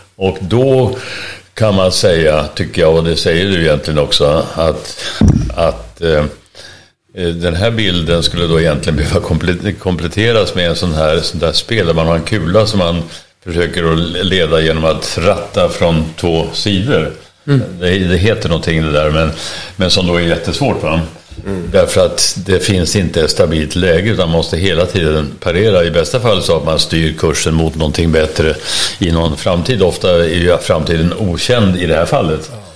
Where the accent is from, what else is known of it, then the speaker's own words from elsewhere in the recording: Sweden; vi är svenskar